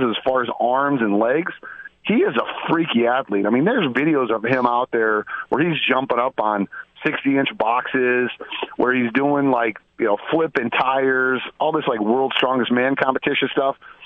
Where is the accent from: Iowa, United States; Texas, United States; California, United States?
Iowa, United States; growing up in Iowa